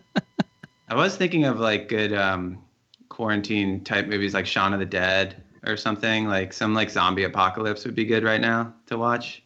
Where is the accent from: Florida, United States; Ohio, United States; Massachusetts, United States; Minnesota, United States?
Ohio, United States; Cincinnati; moved away as an adult; now in New York, United States; I grew up in Cincinnati, went to school there, and I live in New York now